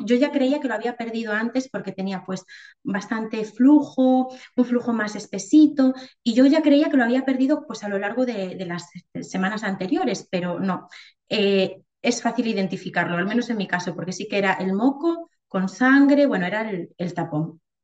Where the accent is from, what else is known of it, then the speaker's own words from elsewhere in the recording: Galicia, Spain; moved away as an adult; also born or lived in Madrid / Ourense; nos volvimos para Galicia